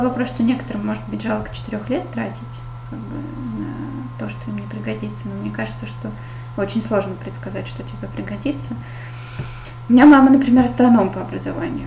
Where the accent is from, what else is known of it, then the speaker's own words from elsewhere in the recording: Saint Petersburg, Russia; я из Питера